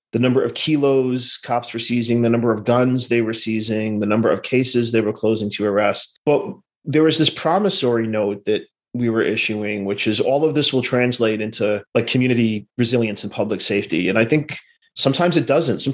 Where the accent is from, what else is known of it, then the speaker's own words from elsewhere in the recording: New York City, New York, United States; moved away as an adult; I was born in Brooklyn in the mid-70s